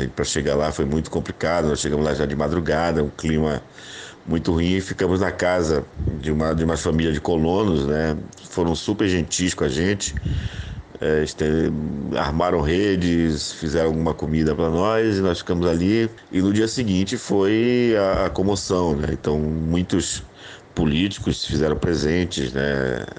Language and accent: Portuguese; Belém, Pará, Brazil; also born or lived in Rondônia; Depois mudei para Belém, que eu sou de Belém